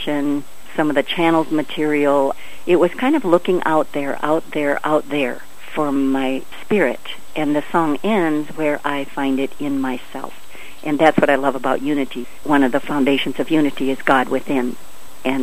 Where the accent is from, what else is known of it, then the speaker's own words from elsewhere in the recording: Loyal, Wisconsin, United States; moved away as an adult; also born or lived in Eau Claire, Wisconsin / New York; now in Grand Rapids, United States; Near Marshfield. Our address was Greenwood, and I went to school in Loyal, Wisconsin, through high school